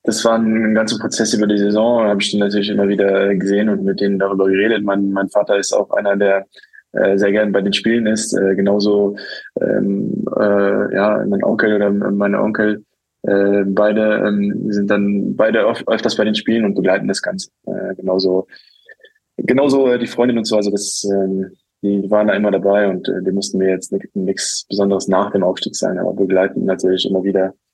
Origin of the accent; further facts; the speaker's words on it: Luxembourg; ich bin dann ja, in Luxemburg aufgewachsen, habe aber ähm, auch immer wieder versucht, in, ähm, ja, den Bezug äh, zu Portugal auch nicht zu verlieren.